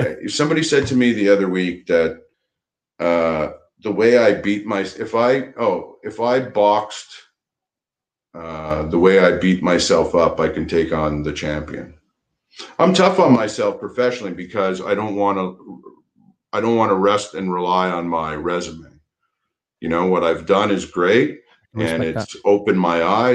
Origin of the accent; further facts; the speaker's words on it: Montreal, Quebec, Canada; I grew up in Montreal, and I was a Habs fan my whole life